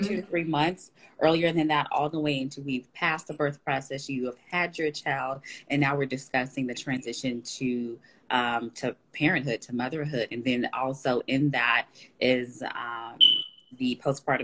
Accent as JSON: {"language": "English", "town": "Dallas", "region": "Texas", "country": "United States", "said": "I am in Dallas, Texas. I'm from Dallas, Texas as well"}